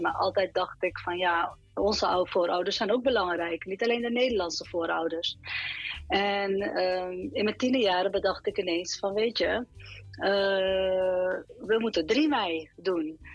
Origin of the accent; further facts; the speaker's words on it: Suriname; ik zie mezelf als Surinamer. Hè? Dus ik ben in eerste instantie Surinamer.